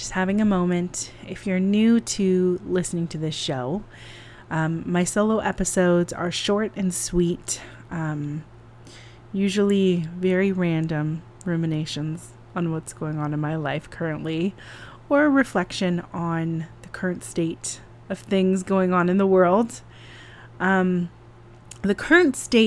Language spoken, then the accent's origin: English; California, United States; now in New York City, United States; I'm from California